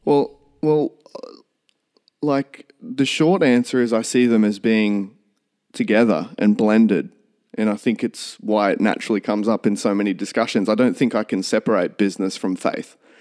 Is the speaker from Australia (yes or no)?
yes; Toowoomba, Queensland, Australia; also born or lived in St George, Queensland / Highfields, Queensland; I was born in Saint George out west, and we moved to Highfields, not far from where I live now, when I was two. So I've always lived in, in Toowoomba.